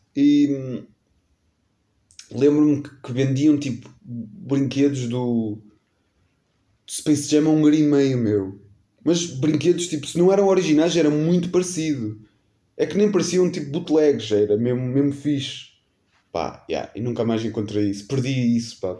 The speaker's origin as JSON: {"language": "Portuguese", "country": "Portugal", "tie": "born or raised there", "said": "nascido e criado em Macedo, né? Nascido não, que eu não nasci em Macedo, mas minha vida toda, quase, morei em Macedo."}